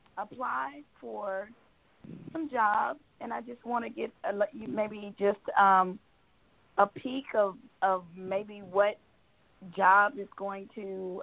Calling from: Georgia, United States; I'm calling from Georgia.

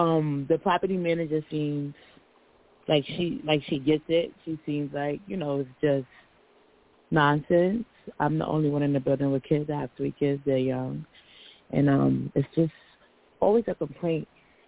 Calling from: Pennsylvania, United States; I'm calling from Pennsylvania.

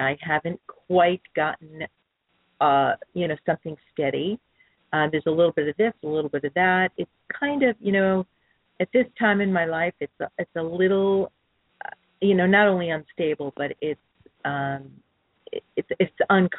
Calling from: San Clemente, California, United States; And I'm calling from San Clemente.

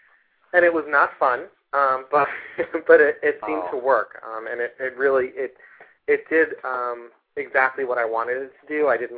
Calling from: New York, United States; This is … from New York.

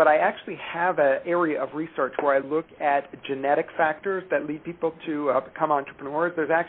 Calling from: Cleveland, Ohio, United States; Cleveland, Ohio.

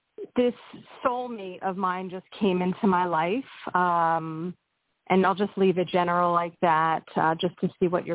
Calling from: Pennsylvania, United States; I'm calling from Pennsylvania.

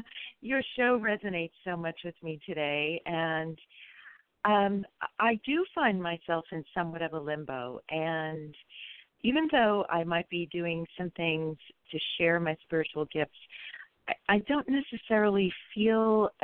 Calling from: California, United States

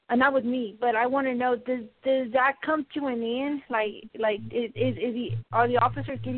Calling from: Colorado, United States; it's like kind of Colorado

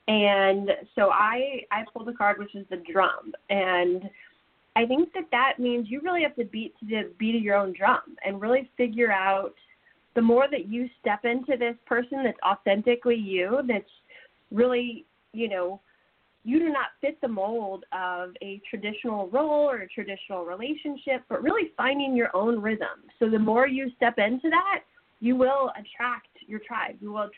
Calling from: California, United States; This is Donna from California.

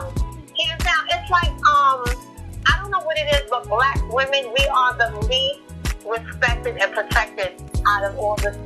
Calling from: New York City, New York, United States; I'm calling from New York City, NYC.

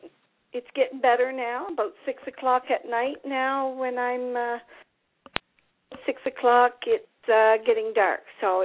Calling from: New Brunswick, Canada; … from New Brunswick.

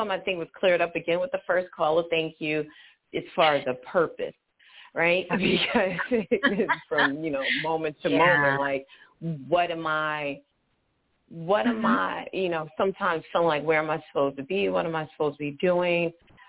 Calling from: Charlotte, North Carolina, United States; I'm actually physically in Charlotte, North Carolina.

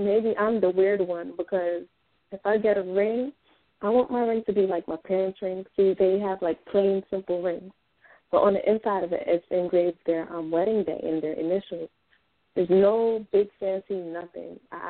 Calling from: Spring Valley, New York, United States; I'm calling from Spring Valley, New York.

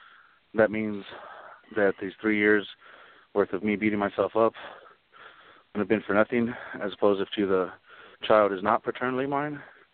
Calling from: Colorado Springs, Colorado, United States; I'm calling from Colorado Springs, Colorado.

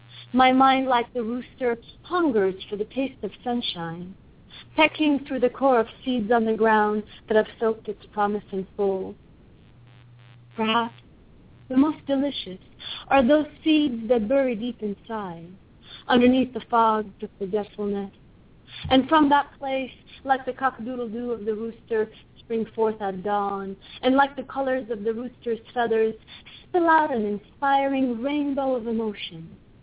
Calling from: Los Angeles, California, United States; Los Angeles, Central Los Angeles.

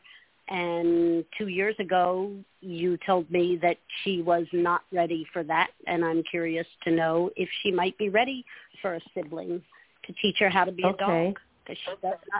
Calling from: Holly Hill, Florida, United States; in Holly Hill, Florida.

